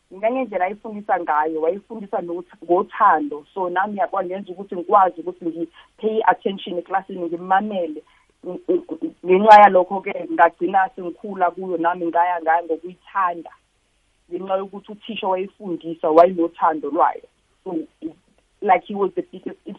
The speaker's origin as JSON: {"language": "Zulu", "town": "KwaNdengezi", "region": "KwaZulu-Natal", "country": "South Africa", "moved": "as an adult", "lives_now": "Johannesburg, South Africa", "said": "ngiphuma khona la e-KZN elokishini elincane nje bakuthi ukwandengezi"}